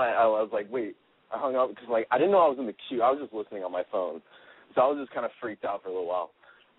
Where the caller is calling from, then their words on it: California, United States; I'm calling from Louisiana, but I live in California. I'm here on vacation.